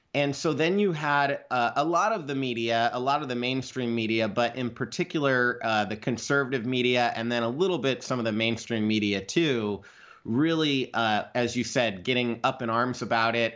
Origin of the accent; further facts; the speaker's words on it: Idaho, United States; I'm a kid from Idaho. I grew up out in the country next to a dump.